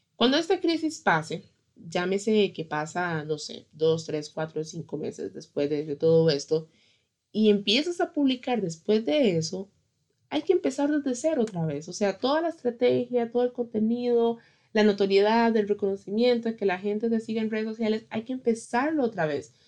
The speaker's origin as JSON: {"language": "Spanish", "country": "Costa Rica", "said": "en mi país, en Costa Rica"}